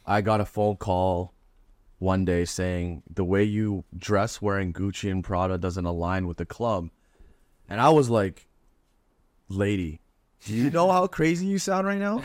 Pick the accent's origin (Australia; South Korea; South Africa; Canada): Canada; Toronto, Ontario; I'm from Toronto